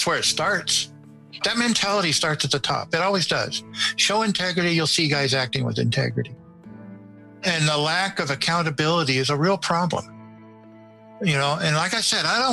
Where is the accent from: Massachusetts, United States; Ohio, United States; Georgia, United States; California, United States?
California, United States; Northern; moved away as an adult; now in Nevada, United States; I was born and raised in Northern California